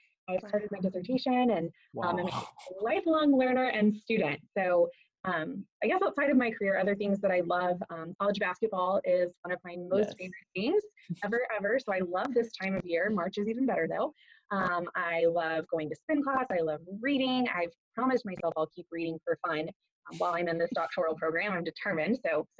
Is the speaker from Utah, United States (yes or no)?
no; Fort Worth, Texas, United States; moved away as an adult; now in Dallas, United States; I am from Fort Worth originally, but have called Dallas home since 2012